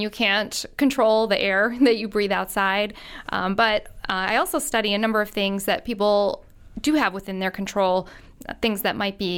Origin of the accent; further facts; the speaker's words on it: Long Island, New York, United States; Well, I grew up in Long Island, New York, just across the sound here. And I grew up in the 70s, 80s, and 90s.